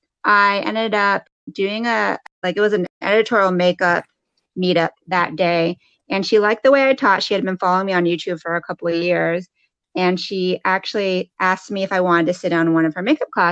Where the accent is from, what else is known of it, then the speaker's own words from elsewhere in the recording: United States; I was born in the United States, first generation